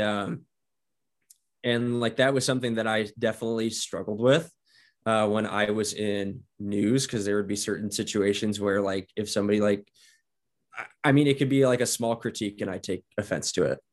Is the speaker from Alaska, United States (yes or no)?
no; Northwest Indiana, United States; moved away as an adult; now in Idaho, United States; I was from Northwest Indiana. And so the, where I grew up was about the size of Post Falls